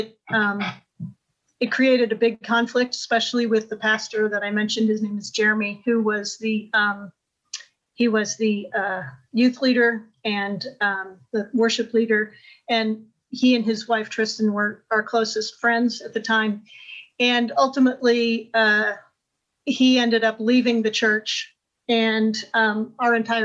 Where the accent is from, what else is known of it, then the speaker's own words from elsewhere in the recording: Indianapolis, Indiana, United States; moved away as an adult; also born or lived in Haiti / Jerusalem / Washington / Cameroon; we moved to my hometown of Indianapolis